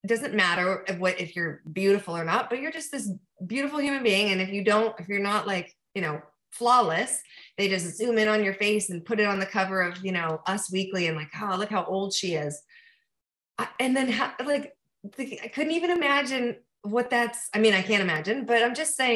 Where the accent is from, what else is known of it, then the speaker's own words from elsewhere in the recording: east of Los Angeles, Southern California, United States; I'm from Southern California, but I was from a, you know, not Los Angeles, like way east of Los Angeles, in a more like, it's not so rural anymore